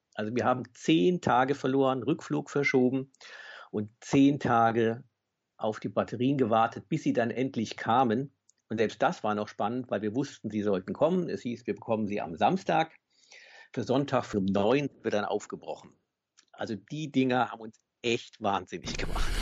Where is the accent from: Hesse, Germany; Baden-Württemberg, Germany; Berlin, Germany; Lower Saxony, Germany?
Hesse, Germany; Bad Homburg; Ich komme aus Bad Homburg in der Nähe von Frankfurt